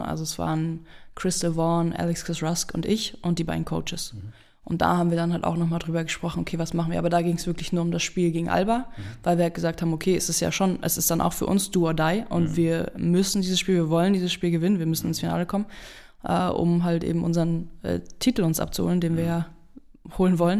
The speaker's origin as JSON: {"language": "German", "region": "Berlin", "country": "Germany", "tie": "born or raised there", "also_born_or_lived": "Marburg", "moved": "yes", "lives_now": "Keltern, Germany", "said": "seitdem ich aus Berlin weggegangen bin, die ich mal wieder in meiner Heimatstadt gespielt habe"}